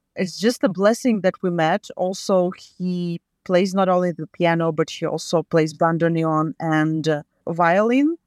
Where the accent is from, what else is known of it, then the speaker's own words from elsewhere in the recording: Latvia; now in Malden, United States; I was born back in U S S R in nineteen eighty-six